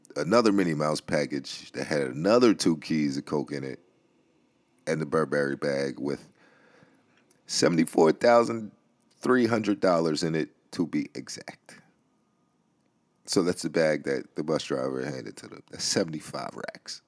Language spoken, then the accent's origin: English; New York City, New York, United States; the Bronx, which is my hometown, where I grew up